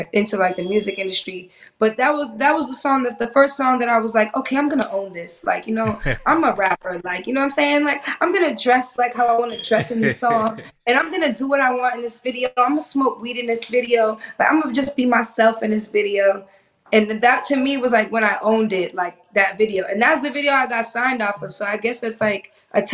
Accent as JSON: {"language": "English", "town": "Boston", "region": "Massachusetts", "country": "United States", "tie": "born or raised there", "also_born_or_lived": "Miami", "moved": "yes", "lives_now": "Los Angeles, United States", "said": "I grew up in Boston"}